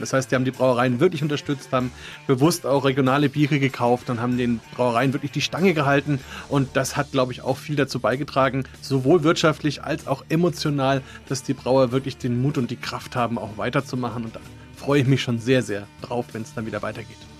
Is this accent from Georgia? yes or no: no; Franconia, Bavaria, Germany; Bei uns in Franken